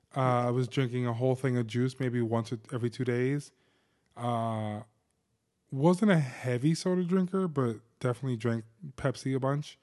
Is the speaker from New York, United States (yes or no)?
no; New Jersey, United States; I'm from Jersey